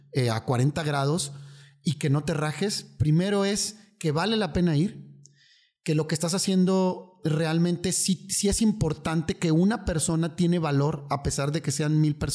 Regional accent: northern Mexico, Mexico; aparte ya sabes cómo somos los, norteños, somos como muy bullying.

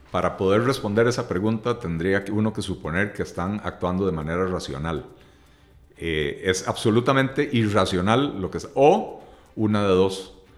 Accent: Costa Rica

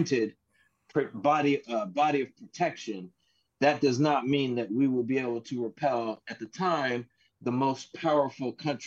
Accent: United States; I, as an American

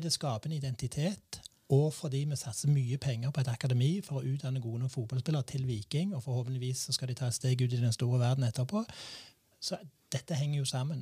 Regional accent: Randaberg, Rogaland, Norway; jeg er oppvokst i Visse Hageby

